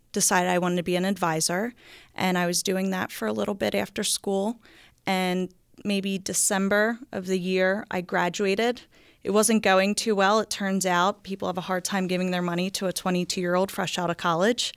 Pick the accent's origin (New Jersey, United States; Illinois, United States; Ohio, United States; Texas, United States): New Jersey, United States; moved away as an adult; now in Bel Air, Maryland, United States; I grew up in a town called Akko, New Jersey